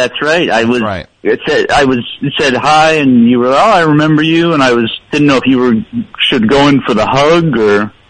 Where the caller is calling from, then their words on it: Toronto, Ontario, Canada; I'm calling from Toronto.